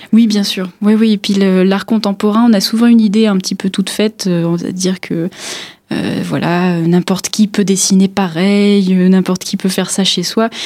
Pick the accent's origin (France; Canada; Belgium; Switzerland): France; Pas-de-Calais, Hauts-de-France; moved away as an adult; also born or lived in Paris; now in Épinal, France; j'ai fait euh, mes études jusqu'au baccalauréat dans le Pas-de-Calais